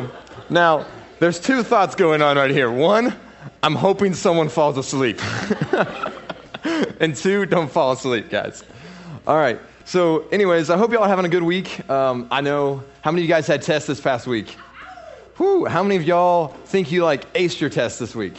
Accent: Fort Worth, Texas, United States; I was born in Fort Worth. I was born in the DFW. I would call my area semi-hood

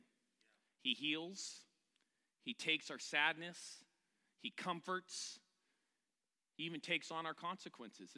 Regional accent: California, United States; I'm from California

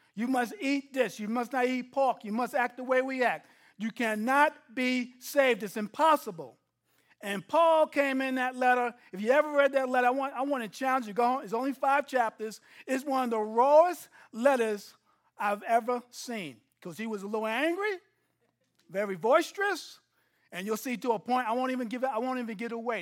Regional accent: New York City, New York, United States; now in Texas, United States; I'm from New York City, living in Texas

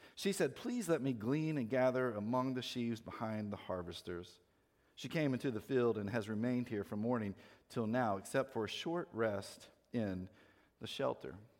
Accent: North Carolina, United States; I grew up in North Carolina

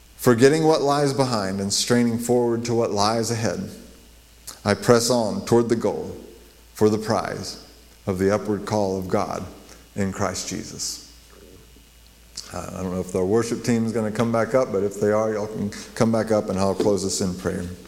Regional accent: Las Cruces, New Mexico, United States; when I grew up in Las Cruces, our um, little church would go and minister to Las Cruces, New Mexico

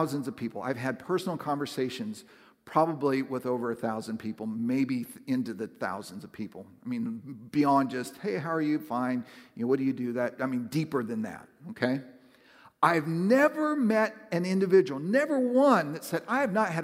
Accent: the Northwest, Pacific Northwest, United States; moved away; I growing up in the Northwest, it's a very spiritual place

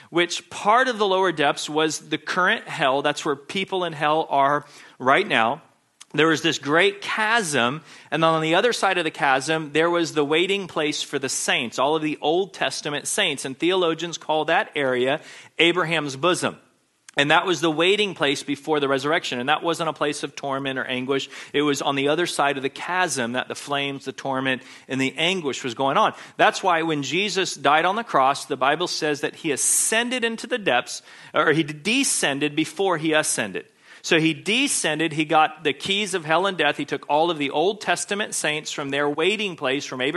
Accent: Texas, United States; When I was in elementary school growing up in Texas

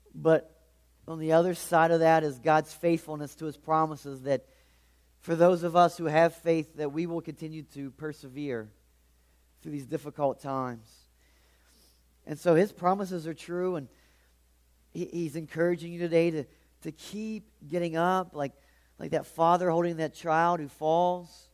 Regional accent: Charleston, West Virginia, United States; I'm from the Charleston area

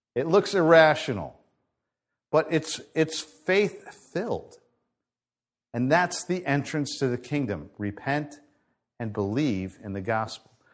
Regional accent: United States; as Americans

